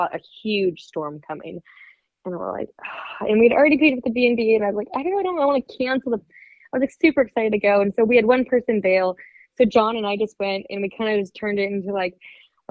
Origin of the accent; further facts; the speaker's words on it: Southeast Alaska, United States; I'm not only from Southeast